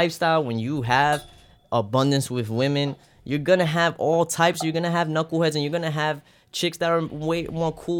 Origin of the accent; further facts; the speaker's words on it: New York City, New York, United States; we grew up in the Bronx and Brooklyn